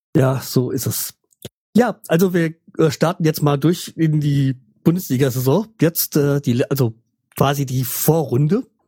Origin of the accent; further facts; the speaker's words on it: Frankfurt, Hesse, Germany; als Frankfurter